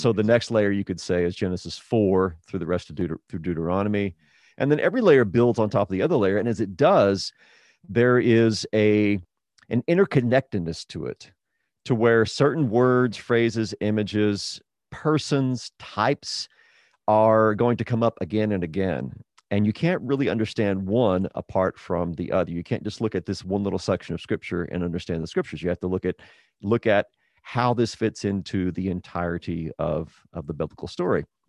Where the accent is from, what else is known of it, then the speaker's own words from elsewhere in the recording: Texas, United States; also born or lived in New Mexico / Midwest / Oklahoma; I was born there, raised pretty much in, in Texas